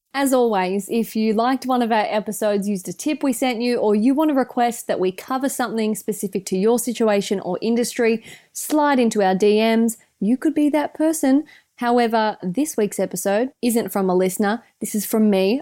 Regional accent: Australia; accent: Aussie; our Aussie accents

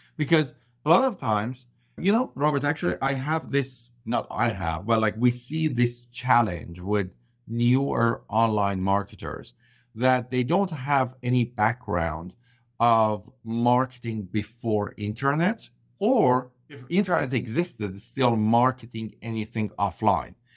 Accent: Iran; English is a second language; moved away as an adult; also born or lived in Vancouver, Canada; I landed in Vancouver, BC from Iran, where I'm originally from. I couldn't speak English properly

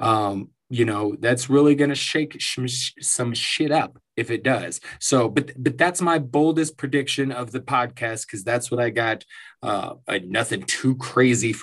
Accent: Denver, Colorado, United States; my hometown of Denver, Colorado.

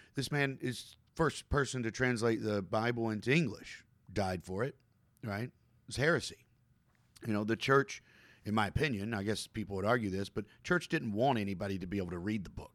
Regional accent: Kentucky, United States; I'm from Kentucky

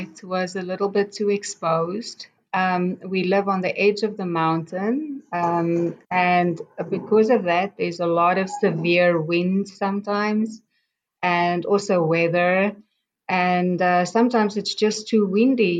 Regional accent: South Africa; moved away as an adult; now in Israel; I grew up in South Africa and I'm 58 years old

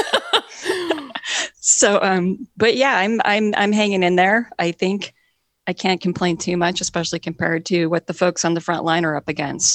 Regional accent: Montana, United States; moved away as an adult; also born or lived in Seattle area; now in Seattle, United States; I'm mostly from Montana. And when I was growing up in Montana

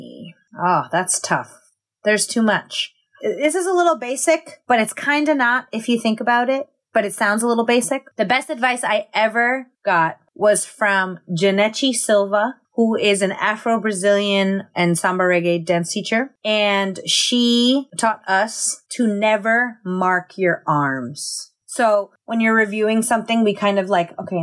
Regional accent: United States; by being American, by growing up here. You know, I grew up with Latinx communities

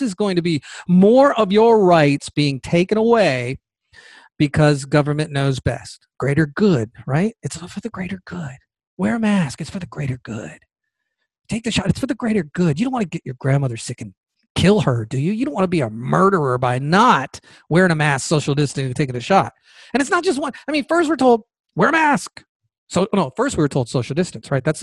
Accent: Georgia, United States; In Georgia, the state of Georgia, my home state, by the way, I love Georgia.

